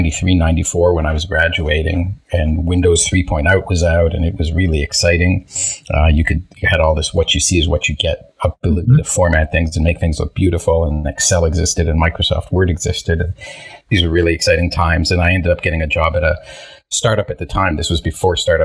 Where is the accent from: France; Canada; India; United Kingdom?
Canada; Toronto, Ontario; first language Hebrew; English is a second language; also born or lived in Israel; I grew up in the Toronto area